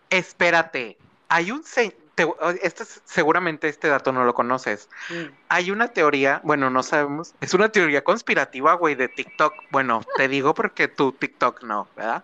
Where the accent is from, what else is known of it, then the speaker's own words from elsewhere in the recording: Nuevo León, Mexico; de donde somos, o bueno, de Nuevo León